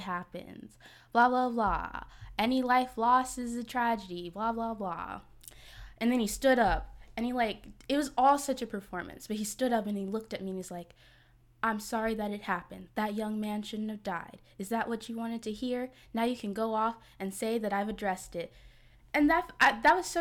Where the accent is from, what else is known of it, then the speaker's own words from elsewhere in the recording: New Jersey, United States; now in Atlanta, United States; I'm from Jersey